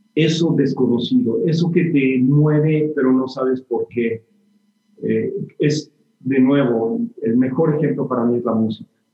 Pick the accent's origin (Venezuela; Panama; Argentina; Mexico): Mexico; moved away as an adult; also born or lived in Barcelona / New York; siempre quise regresar a México de una manera un poco más permanente